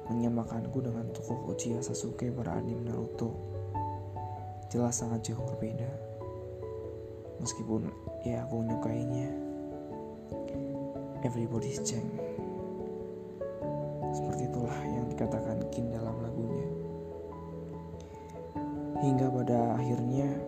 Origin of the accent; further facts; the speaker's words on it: Banyumas, Central Java, Indonesia; also born or lived in Wonogiri; Aku menjalani hari-hari di masa kecil di tempat kelahiranku sendiri di Kabupaten Banyumas, Jawa Tengah.